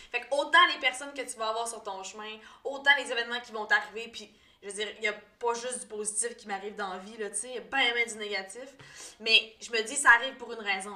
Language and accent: French; Quebec, Canada; je suis native du Lac-Saint-Jean